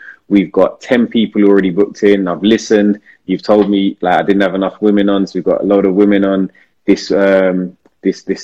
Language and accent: English; London, United Kingdom; I'm from South London